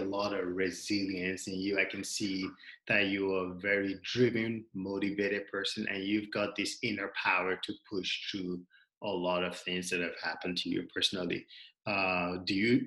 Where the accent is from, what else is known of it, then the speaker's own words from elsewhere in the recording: Regina, Saskatchewan, Canada; we grew up in Regina here together